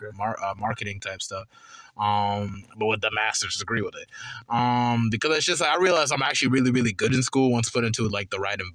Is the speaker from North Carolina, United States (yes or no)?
yes; Charlotte, North Carolina, United States; I'm from East Side Charlotte